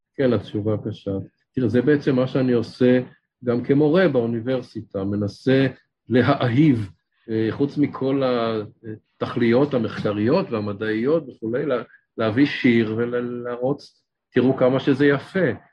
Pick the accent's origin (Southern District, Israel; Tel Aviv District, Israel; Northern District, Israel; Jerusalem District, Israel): Tel Aviv District, Israel; Ramat Gan; גדלתי ברמת גן